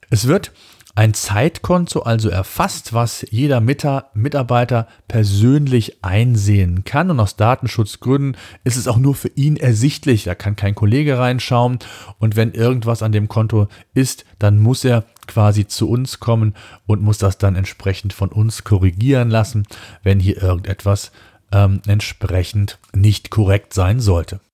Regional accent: Germany; bei uns in Deutschland

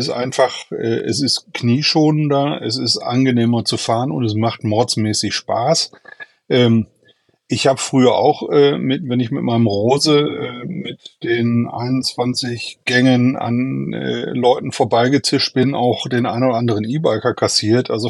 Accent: Duisburg, North Rhine-Westphalia, Germany; ich komme aus Duisburg, ähm, bin 57 Jahre alt

